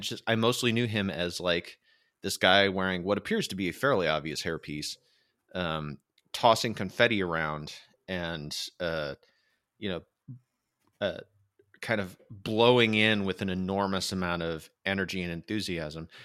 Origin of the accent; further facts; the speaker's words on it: United States; I am American